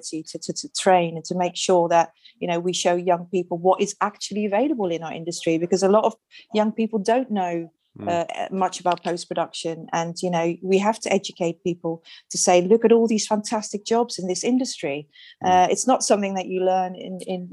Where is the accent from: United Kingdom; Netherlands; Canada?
Netherlands; moved away; my background, I'm from Holland